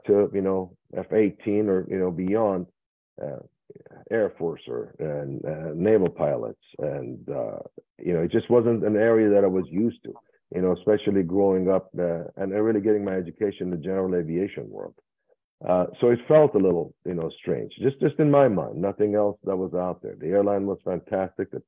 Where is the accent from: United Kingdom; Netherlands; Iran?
Iran; moved away; I was born in Iran